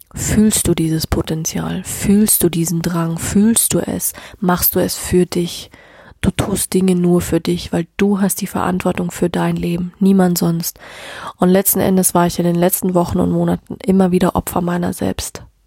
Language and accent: German; Bavaria, Germany; bei uns in Deutschland, also auch speziell in Bayern